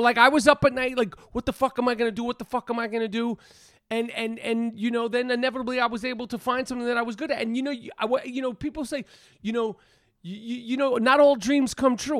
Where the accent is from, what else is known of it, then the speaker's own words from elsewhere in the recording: New York City, New York, United States; I'm from the east side, east, east, east side of Manhattan, super east.